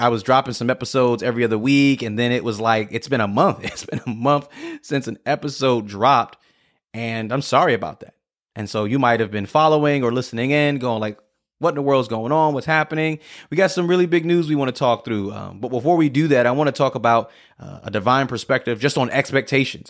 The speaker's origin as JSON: {"language": "English", "town": "New York City", "region": "New York", "country": "United States", "also_born_or_lived": "Scranton, Pennsylvania", "moved": "as an adult", "said": "I'm from New York City"}